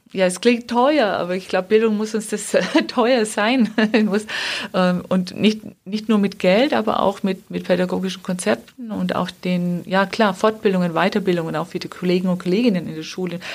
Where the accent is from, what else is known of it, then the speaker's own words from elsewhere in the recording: Wemding, Bavaria, Germany; dass ich selber Trainerin war dann in meiner Heimatstadt Wemding